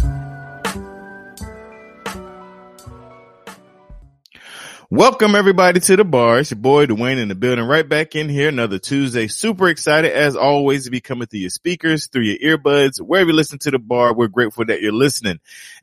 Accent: North Carolina, United States; I am from North Carolina

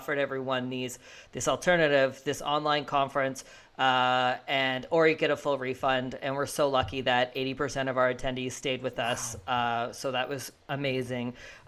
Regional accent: Fredericton, New Brunswick, Canada; I'm from Fredericton

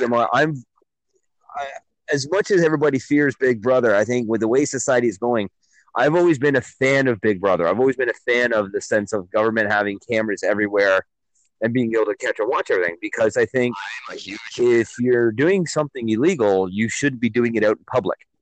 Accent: Milton, Ontario, Canada; my hometown of Milton

